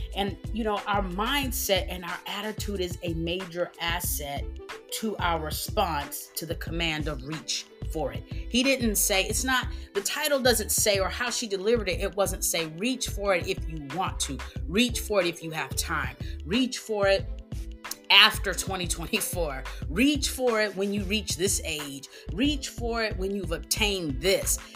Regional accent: Texas, United States; I'm from Texas

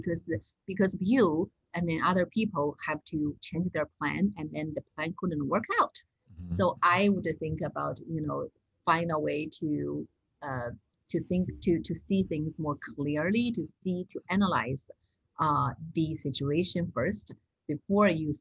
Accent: China; moved away; I come back from China

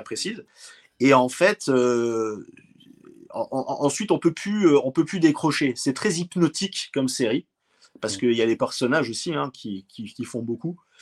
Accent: France; chez nous, en France

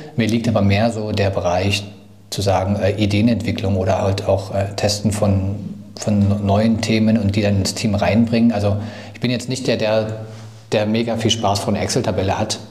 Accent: Thuringia, Germany; moved away as an adult; now in Dresden, Germany; ich komme aus Dresden, bin ursprünglich aus Thüringen, aber bin zum Studium nach Dresden gezogen

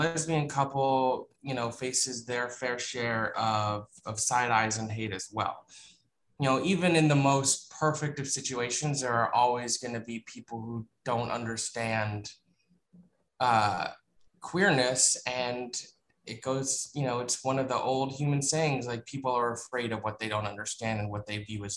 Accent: South Florida, United States; moved away; I grew up in South Florida

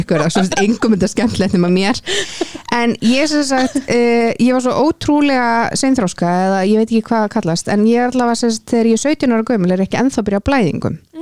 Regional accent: Kópavogur, Capital Region, Iceland; ég er hvað 31 úr Kópaveinum

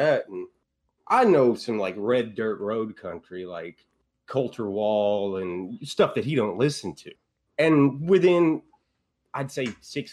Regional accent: Huxley, Texas, United States; the family farm in deep east Texas. A little bitty town called Huxley.

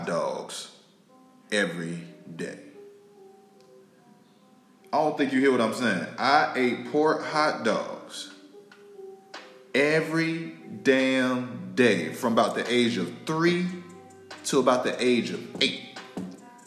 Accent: Tallahassee, Florida, United States; I'm from North Florida, family. Don't get my Florida mixed up with Miami. Hell, you can't even get my Florida mixed up with Tampa. I'm from North Florida, Tally Hole

